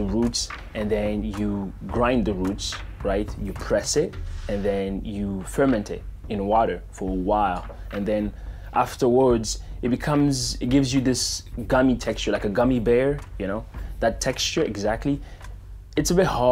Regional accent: DR Congo; now in Phoenix, United States; I was born in the Democratic Republic of the Congo, and now I live in Phoenix, Arizona.

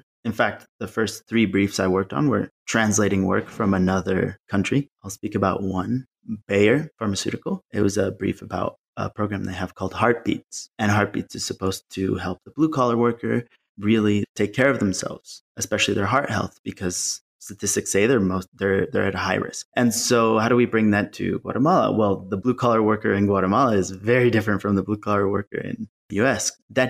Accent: Malawi; No, I grew up in Malawi, Southern Africa. My dad's work, he works in development for USAID. So we moved around quite a bit.

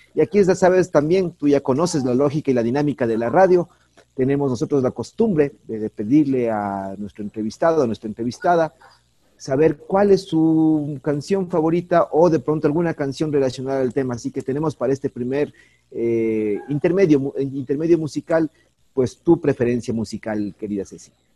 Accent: Ecuador

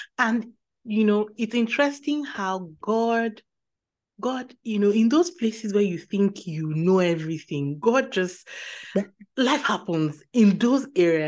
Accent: Nigeria; now in Germany; I'm in Germany. And many times when things happen, initially when, you know, my son is sick, the first thing, you know, as a Nigerian

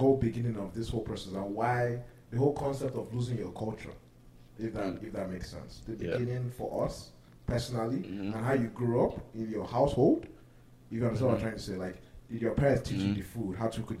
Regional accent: Lagos, Nigeria; now in United States; I grew up in Lagos. I've always been a Lagos kid, 100%.

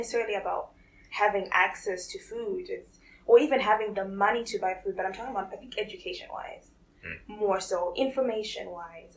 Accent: Zimbabwe; moved away; I grew up in Zimbabwe

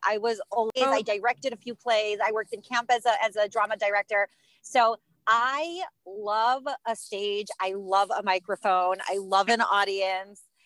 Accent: Cleveland, Ohio, United States; I was raised in Cleveland, Ohio, and that's where I live today.

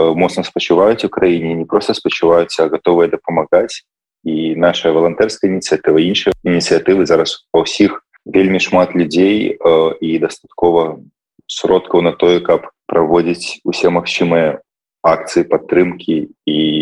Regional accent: Belarus; now in Netherlands; я як беларус

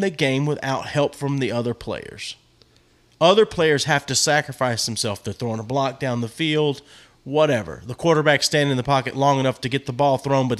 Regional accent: United States; I'm an American.

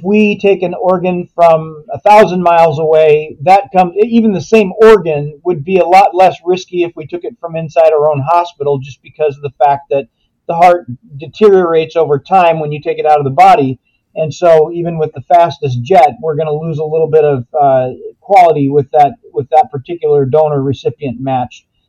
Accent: Minneapolis–Saint Paul, Minnesota, United States; I grew up in the Twin Cities

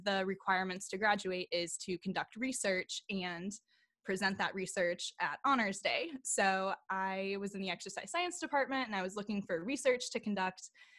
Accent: St. Louis, Missouri, United States; I grew up in St. Louis.

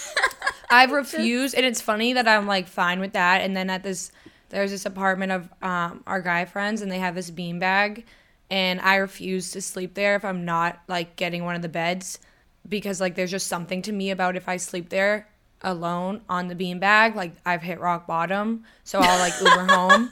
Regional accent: Boston, Massachusetts, United States; my hometown that would be in like Southie Boston

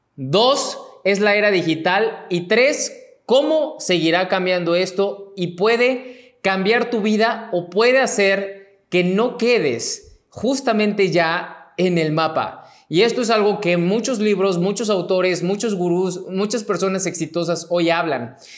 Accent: Mexico; mexicano, emprendedor y empresario

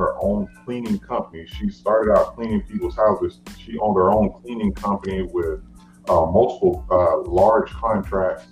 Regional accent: Fort Myers, Florida, United States; I'm from Fort Myers, Florida, a little country town down in Florida.

